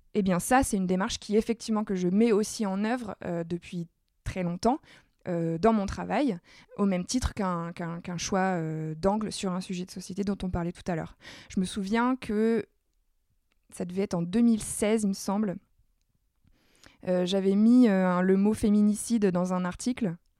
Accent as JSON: {"language": "French", "area": "Nord", "region": "Hauts-de-France", "country": "France", "said": "je suis ch'ti"}